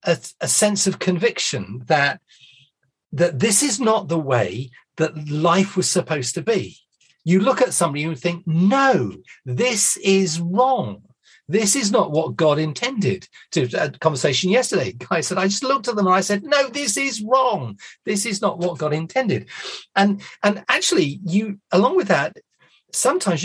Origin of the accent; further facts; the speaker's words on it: United Kingdom; we're British